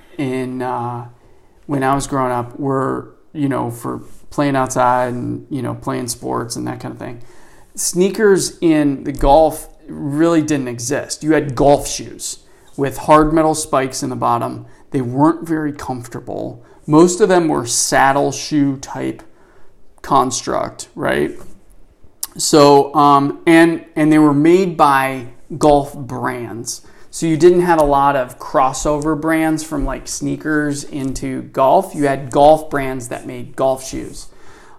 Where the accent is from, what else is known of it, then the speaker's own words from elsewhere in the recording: Cleveland, Ohio, United States; growing up in Cleveland